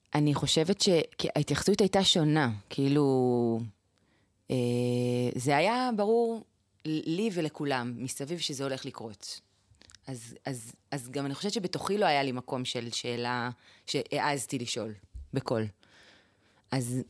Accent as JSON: {"language": "Hebrew", "country": "Israel", "tie": "born or raised there", "moved": "yes", "lives_now": "Tekoa", "said": "אני גדלתי ביישוב שככה, כמו נראה לי הרבה יישובים אה, דתיים"}